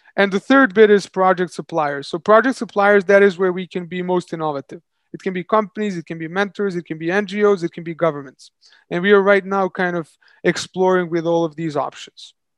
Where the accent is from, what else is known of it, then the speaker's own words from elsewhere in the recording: Serbia; moved away as an adult; also born or lived in London; I moved back to my home country, Serbia